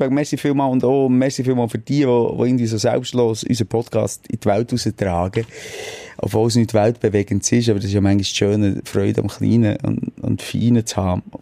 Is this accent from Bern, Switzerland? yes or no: yes; Bern, Switzerland; Ein Meeting, gewesen, wo wir als Berner auf Zürich fahren